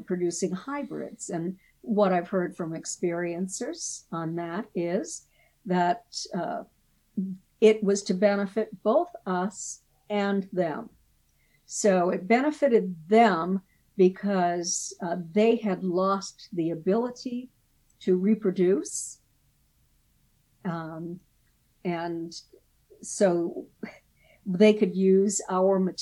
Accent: Portsmouth, New Hampshire, United States; I was born in Portsmouth

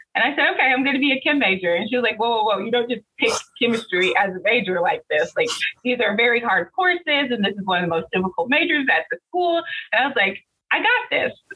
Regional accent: Central Illinois, United States; I'm originally from Central Illinois. Um, I grew up in a single parent household

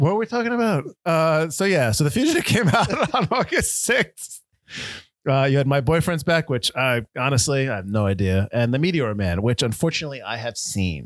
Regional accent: Connecticut, United States; we're from Connecticut.

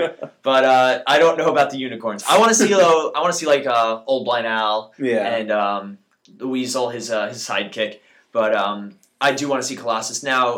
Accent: New York, United States; We're from New York, all right? And I have a house in Jersey.

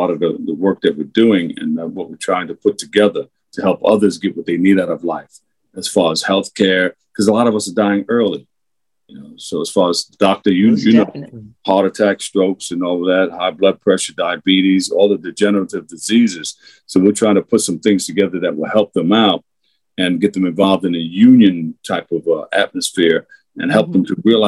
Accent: New York City, New York, United States; I grew up in Queensbridge Projects.

